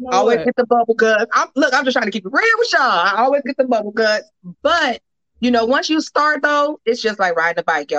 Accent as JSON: {"language": "English", "town": "Inglewood", "region": "California", "country": "United States", "tie": "born or raised there", "also_born_or_lived": "Georgia", "moved": "yes", "said": "I was born in Georgia. I'm a Georgia peach, but I grew up in Los Angeles"}